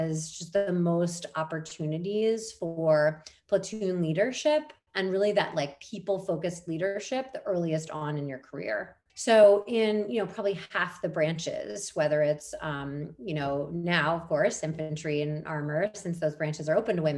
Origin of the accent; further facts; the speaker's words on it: Baltimore, Maryland, United States; I'm originally from Baltimore, Maryland